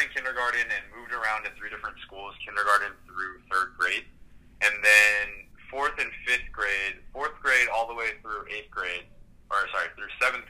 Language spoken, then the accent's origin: English; Southern California, United States; moved away as an adult; also born or lived in New York; now in New York City, United States; I grew up in Southern California and since then have moved to New York